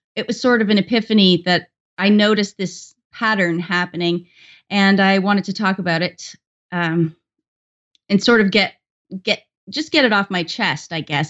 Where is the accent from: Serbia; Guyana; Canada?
Canada; I'm Canadian